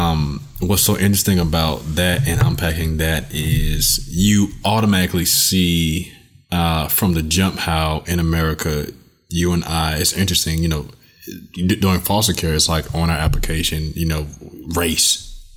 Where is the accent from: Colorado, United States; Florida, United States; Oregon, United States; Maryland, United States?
Florida, United States; South; as an African American, and then being a Native Floridian, like, so I was born and raised in Florida, growing up in South Florida, where you have the Caribbean population